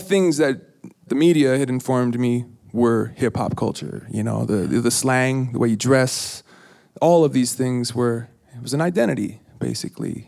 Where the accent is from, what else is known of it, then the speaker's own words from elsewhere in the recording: Minneapolis, Minnesota, United States; accent: East Coast; I was from Minneapolis